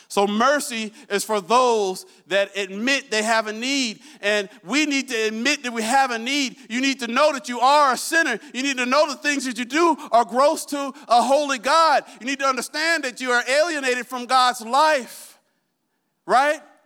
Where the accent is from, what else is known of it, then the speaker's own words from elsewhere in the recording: Iowa, United States; I'm from Iowa